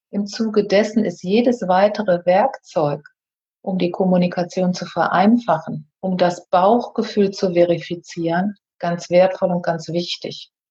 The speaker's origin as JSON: {"language": "German", "region": "North Rhine-Westphalia", "country": "Germany", "tie": "born there", "said": "denn ich bin auf einem Bauernhof am Niederrhein geboren. Ich habe dann den Weg von diesem Bauernhof weggesucht."}